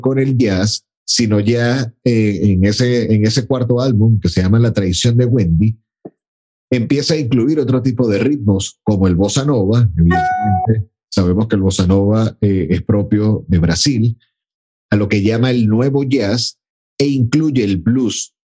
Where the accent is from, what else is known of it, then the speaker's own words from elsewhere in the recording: Venezuela; por mi naturaleza como, como venezolano